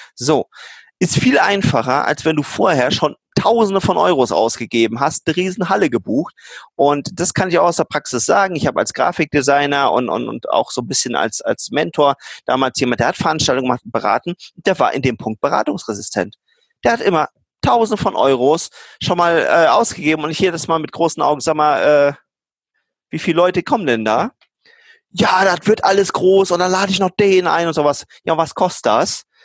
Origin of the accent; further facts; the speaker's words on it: Germany; als Deutsche, als Ingenieure